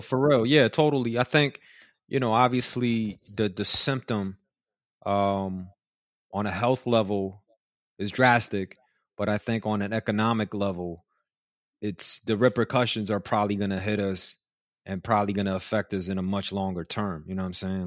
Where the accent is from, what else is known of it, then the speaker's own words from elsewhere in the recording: New York City, New York, United States; I grew up in Elmhurst in Queens